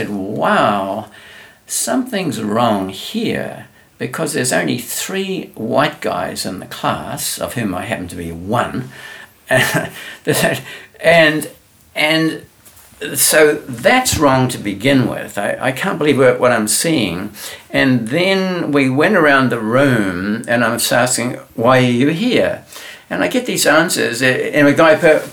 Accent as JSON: {"language": "English", "country": "New Zealand", "moved": "yes", "said": "I'm from New Zealand"}